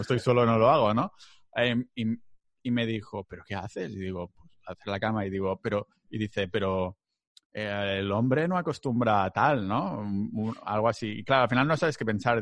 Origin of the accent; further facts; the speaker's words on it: Catalonia, Spain; soy muy catalán